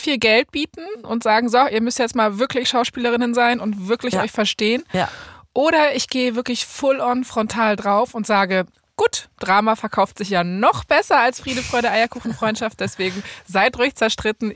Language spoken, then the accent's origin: German; Berlin, Germany; ich bin in Berlin-Kreuzberg aufgewachsen